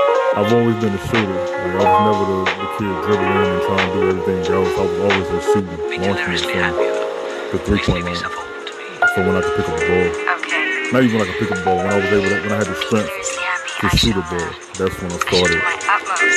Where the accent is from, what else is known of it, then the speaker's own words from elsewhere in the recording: Chicago, Illinois, United States; I was raised in Chicago, Illinois.